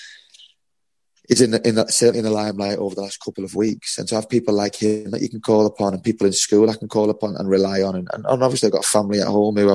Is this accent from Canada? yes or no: no; Liverpool, North West England, United Kingdom; I grew up in Liverpool